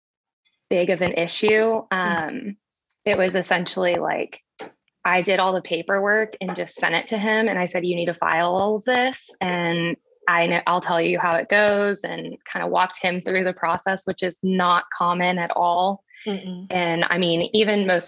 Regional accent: San Antonio, Texas, United States; also born or lived in Colorado; now in Austin, United States; I'm from San Antonio, but I live in Austin, Texas now

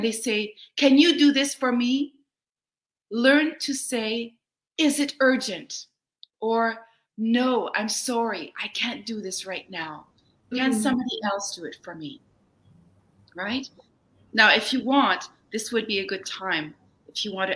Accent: Germany; now in Canada; I grew up in Germany, so I didn't grow up in Canada

